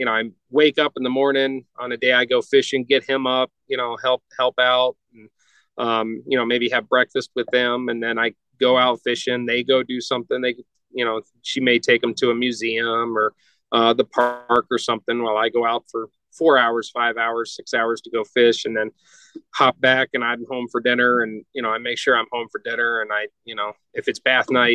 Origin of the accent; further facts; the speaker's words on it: North Georgia, United States; now in Colorado, United States; I grew up in North Georgia